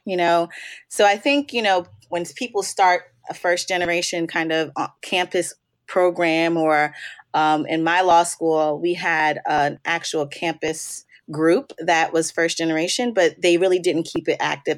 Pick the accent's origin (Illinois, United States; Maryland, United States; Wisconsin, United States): Maryland, United States; also born or lived in New York; I'm born and raised on the East Coast. I'm uh, birthplace is New York, and but I've been in Maryland since third grade, so I consider myself a Marylander